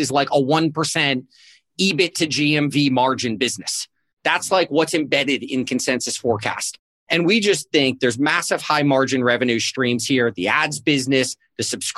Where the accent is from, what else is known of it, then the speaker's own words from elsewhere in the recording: South Florida, United States; I grew up in South Florida